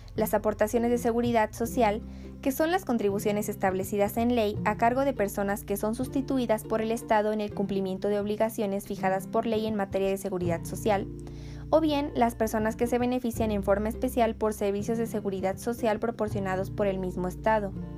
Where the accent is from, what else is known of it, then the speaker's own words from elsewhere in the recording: Mexico; Como mexicanos